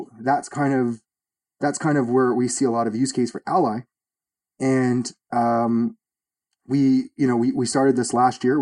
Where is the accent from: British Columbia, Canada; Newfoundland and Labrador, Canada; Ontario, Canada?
Ontario, Canada; Toronto; I'm from Toronto, Canada.